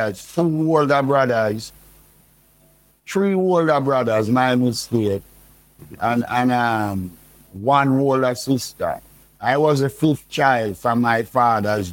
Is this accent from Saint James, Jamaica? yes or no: no; Saint Andrew, Jamaica; moved away as an adult; also born or lived in Kingston, Jamaica / New York; I grew up in St. Andrew, you know, born at Kingston, Victoria Jubilee Hospital